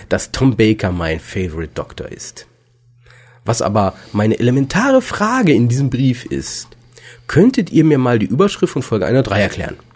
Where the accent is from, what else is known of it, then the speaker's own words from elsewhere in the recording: Cardiff, Wales, United Kingdom; born there; ich bin in Cardiff geboren. Denkt euch den Rest.